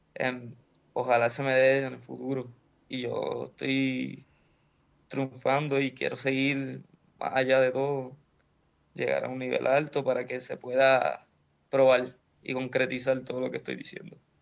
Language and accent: Spanish; Puerto Rico; moved away